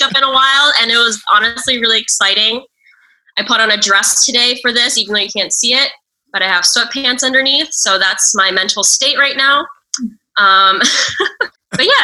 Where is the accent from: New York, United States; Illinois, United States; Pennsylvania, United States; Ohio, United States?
New York, United States; I grew up in Brooklyn, still in Brooklyn